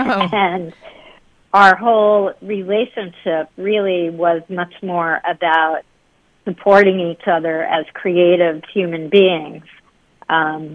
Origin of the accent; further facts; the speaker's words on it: Dobbs Ferry, New York, United States; also born or lived in Queens, New York City; I grew up in Dobbs Ferry, which is a suburb of New York City.